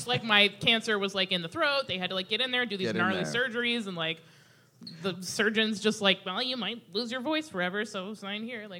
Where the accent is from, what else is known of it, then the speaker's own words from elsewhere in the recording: Alaska, United States; now in Portland, United States; I'm originally from Alaska, of course.